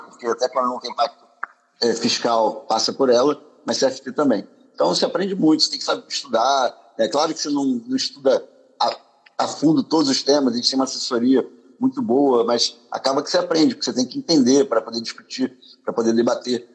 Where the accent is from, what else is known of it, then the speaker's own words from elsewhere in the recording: Rio de Janeiro, Brazil; moved away as an adult; also born or lived in France / United States; Eu sou do Rio, sou carioca